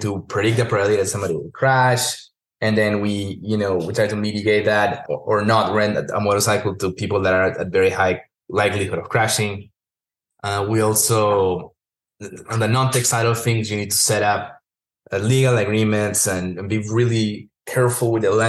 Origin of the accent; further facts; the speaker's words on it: Peru; moved away; also born or lived in Texas; I'm from Peru originally, and I was living in Texas